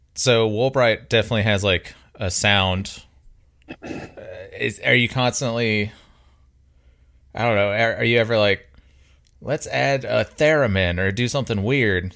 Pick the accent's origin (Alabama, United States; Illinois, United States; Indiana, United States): Alabama, United States; Mobile; now in Birmingham, United States; growing up in Mobile, like Pensacola is forty five minutes away